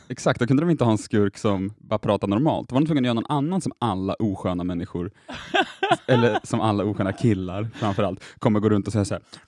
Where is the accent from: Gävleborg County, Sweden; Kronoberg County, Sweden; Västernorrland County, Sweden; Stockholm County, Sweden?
Västernorrland County, Sweden; Härnösand; also born or lived in Sundsvall; jag är från Härnösand, sedermera Sundsvall, några mil från Östersund